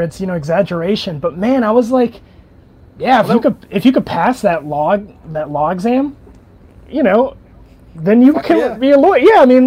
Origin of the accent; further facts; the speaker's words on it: Chicago, Illinois, United States; moved away; I was from Chicago